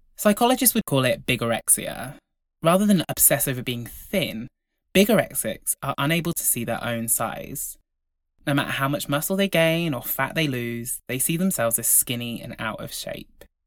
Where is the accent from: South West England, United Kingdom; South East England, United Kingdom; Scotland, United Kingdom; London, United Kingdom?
South West England, United Kingdom; Devon; I grew up in Devon.